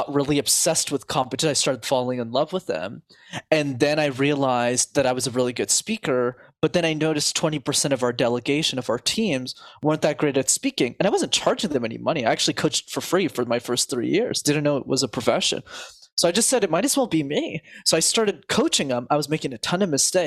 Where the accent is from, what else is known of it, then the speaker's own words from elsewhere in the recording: Montreal, Quebec, Canada; I grew up in Montreal, which is a city where you need to know how to speak French